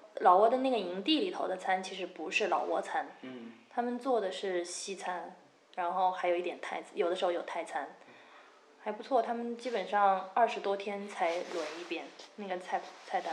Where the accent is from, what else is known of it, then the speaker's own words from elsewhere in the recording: China; 对我们中国人来说